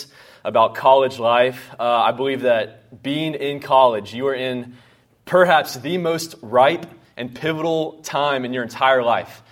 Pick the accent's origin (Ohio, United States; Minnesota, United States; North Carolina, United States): North Carolina, United States; moved away as an adult; now in Houston, United States; I grew up in North Carolina.